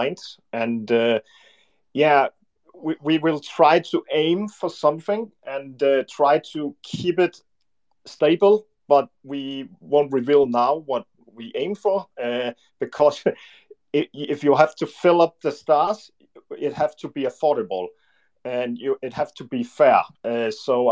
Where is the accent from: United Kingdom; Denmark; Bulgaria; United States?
Denmark; English is a second language; We are from Scandinavian, and my brother and I is from Denmark